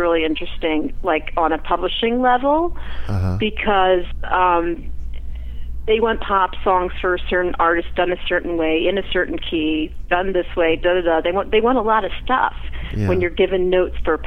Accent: Philadelphia, Pennsylvania, United States; moved away as an adult; also born or lived in New York City; now in Los Angeles, United States; I grew up in Philly

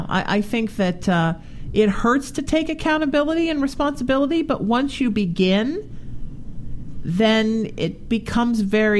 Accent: Orange County, California, United States; I grew up in Orange County the second half of my childhood where there was a large Vietnamese population.

